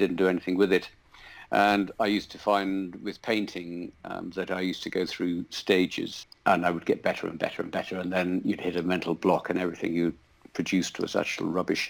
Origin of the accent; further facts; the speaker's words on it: Scarborough, Yorkshire and the Humber, United Kingdom; also born or lived in York; I was born just outside York, but we had rented a farm just outside Scarborough on the east coast